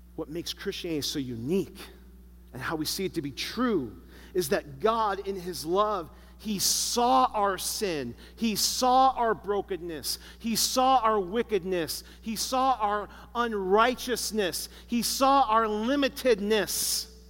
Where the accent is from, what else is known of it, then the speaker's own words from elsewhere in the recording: Chicago, Illinois, United States; I grew up in Chicago